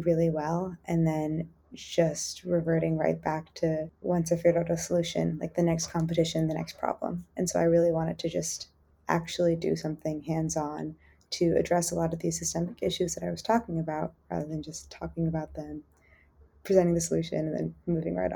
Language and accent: English; San Jose, California, United States; I am from San Jose, California, and I grew up in a particularly gentrified neighborhood